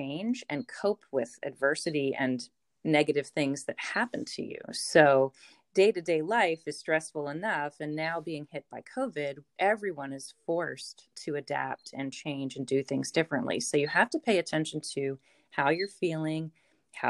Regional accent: Ocean City, Maryland, United States; also born or lived in Baltimore; missed my hometown. I missed the beach

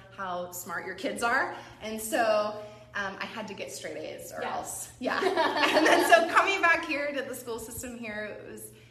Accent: Cameron Park, California, United States; also born or lived in Sacramento, United States / Lebanon; my parents moved up here to Cameron Park in 92, and I started going to school here.

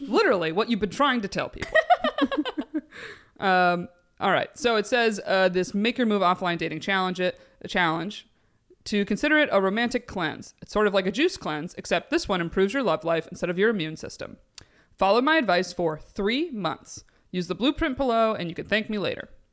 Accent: Binghamton, New York, United States; we're from Binghamton area. My brother's there.

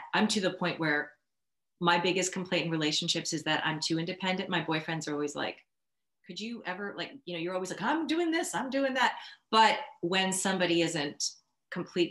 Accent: Melbourne, Victoria, Australia; I was born in Australia

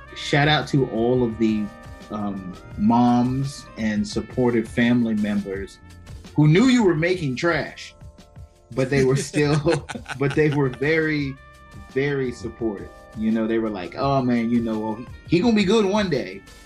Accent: Prince George's County, Maryland, United States; now in Silver Spring, United States; I am originally from uh, Prince George's County

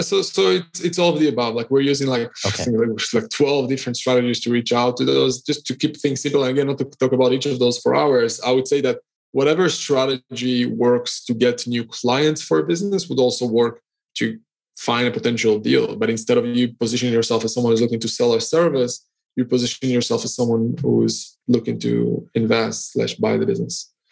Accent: Israel; now in Cyprus; I'm originally from Israel. I'm currently based in Cyprus

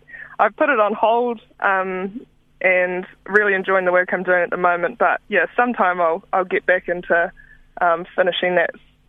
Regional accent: Palmerston North, Manawatū-Whanganui, New Zealand; so I was raised in Palmy North, had no exposure to the primary industries going through school at all.

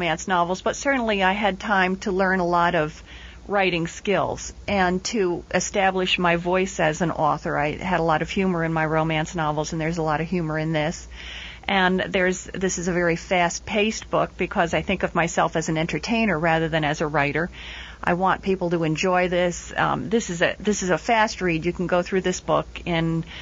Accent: Trenton, New Jersey, United States; I'm writing this from New Jersey and from Trenton, New Jersey, and from my own background, there are a lot of ethnic names

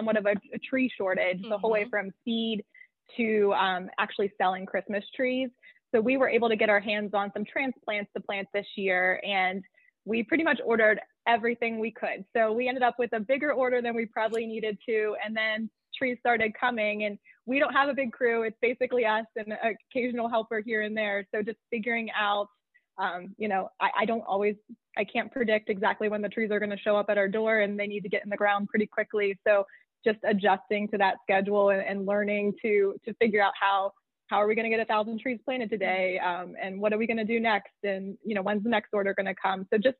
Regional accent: central Pennsylvania, United States; the tree farm is pretty close to my hometown. So it's kind of nice to be back home, close to family

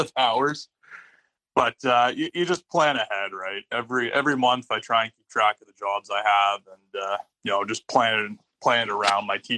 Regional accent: Canada; we're from Canada, and we both work at Algonquin College.

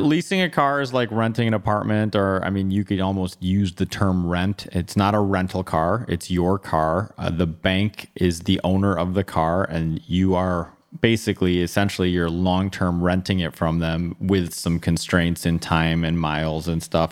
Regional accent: Bloomfield Hills, Michigan, United States; I grew up in Bloomfield Hills, went to Lassar High School, stayed here for college.

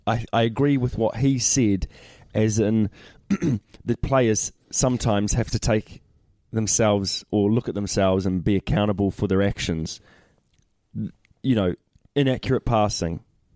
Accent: New Zealand; I'm a Kiwi

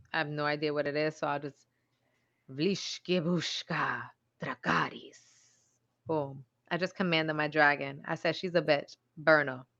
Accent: New York City, New York, United States; accent: Bronx; I'm from the Bronx

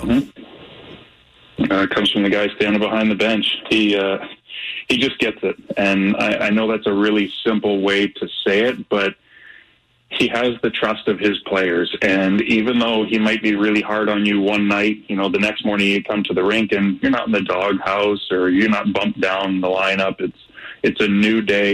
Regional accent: St. Louis, Missouri, United States; growing up in St. Louis

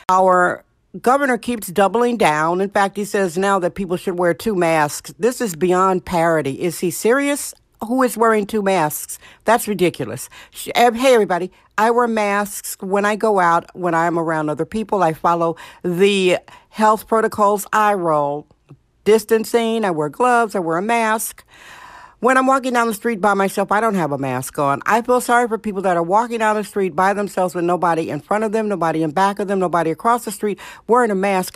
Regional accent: Wisconsin, United States; now in San Francisco, United States; Wisconsin, my home state, Wisconsin.

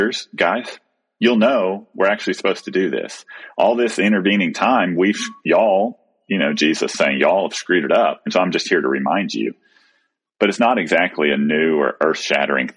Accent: Texas, United States; moved away; we moved to a new place that's my hometown, but my boys have never lived here

